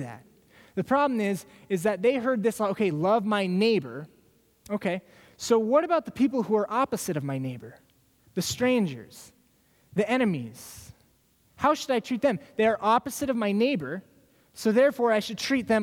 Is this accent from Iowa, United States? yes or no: yes; Des Moines, Iowa, United States; now in Minnesota, United States; I grew up in Des Moines. I'm not from the Twin Cities.